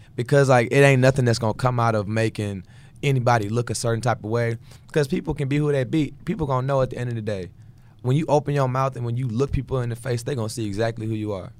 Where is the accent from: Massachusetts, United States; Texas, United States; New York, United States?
Texas, United States; Houston; I'm from Houston, Texas